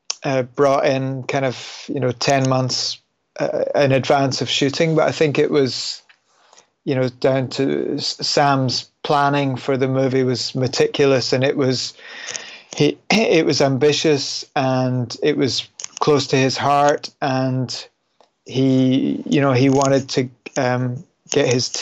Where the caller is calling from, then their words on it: London, United Kingdom; I'm calling from London, England.